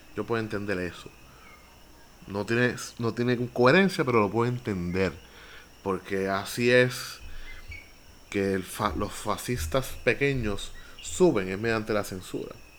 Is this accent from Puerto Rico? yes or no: yes; Villalba, Puerto Rico; Villalba, mi pueblo